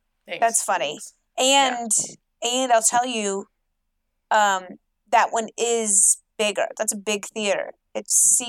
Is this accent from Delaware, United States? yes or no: no; Louisville, Kentucky, United States; I'm in Louisville, Kentucky. It's my hometown.